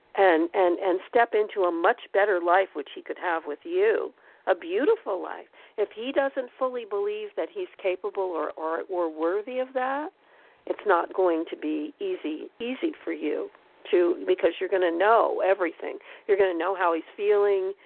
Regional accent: Pennsylvania, United States; moved away; also born or lived in Pocono Mountains; I'm from Pennsylvania. I lived there for 30 years

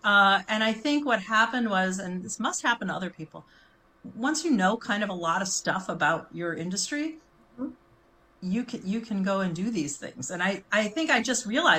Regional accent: Chicago, Illinois, United States; I grew up in Chicago

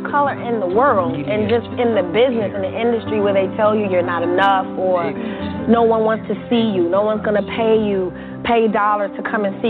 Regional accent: United States; I am an American. I was born and raised an American.

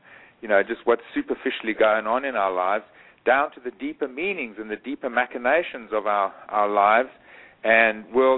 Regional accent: Eswatini; moved away; When I was a boy growing up in Swaziland

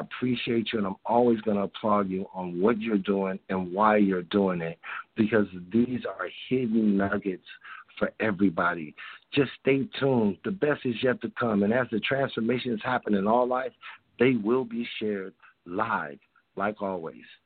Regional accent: Chicago, Illinois, United States; now in California, United States; I grew up in Chicago and I moved out here to California.

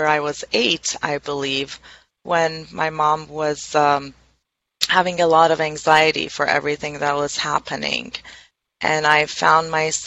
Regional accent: Tehran, Tehran Province, Iran; moved away as an adult; now in United States; I was born and raised in Tehran, which is the capital of Iran.

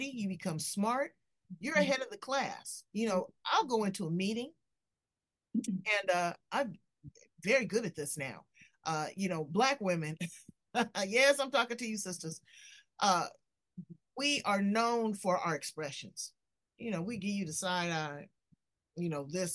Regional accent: Los Angeles, California, United States; I grew up in South Central

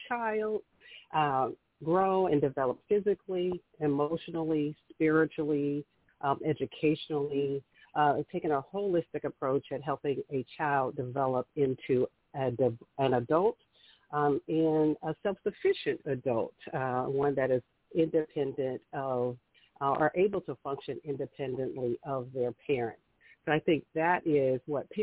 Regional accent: Indianapolis, Indiana, United States; I am from Indianapolis, Indiana

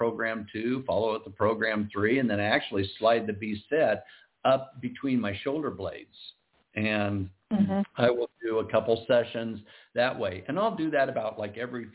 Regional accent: Iowa, United States; now in Southern California, United States; I'm originally from Iowa

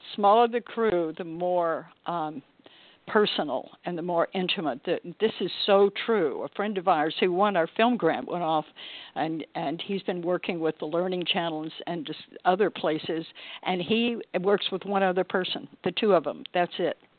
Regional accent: Texas, United States; I come from Texas and I grew up in poker land down there

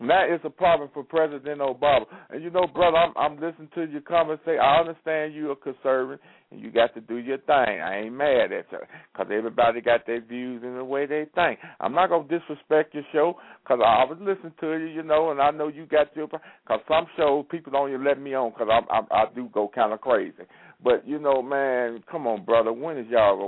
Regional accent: Chicago, Illinois, United States; I'm from Chicago too. I was born in Chicago

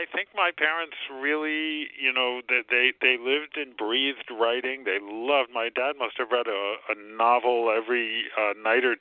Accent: New Jersey, United States; growing up in New Jersey, going to public high school.

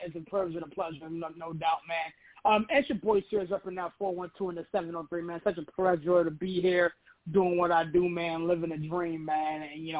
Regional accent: Pittsburgh, Pennsylvania, United States; I am born and raised in Pittsburgh.

